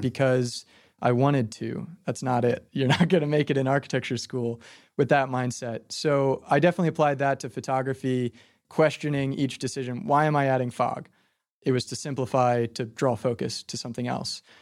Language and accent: English; Phoenixville, Pennsylvania, United States; moved away as an adult; now in Philadelphia, United States; even in my hometown, Phoenixville